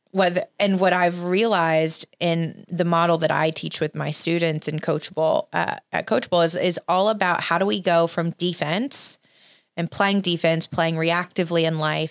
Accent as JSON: {"language": "English", "region": "Alabama", "country": "United States", "tie": "born or raised there", "said": "I grew up in Alabama"}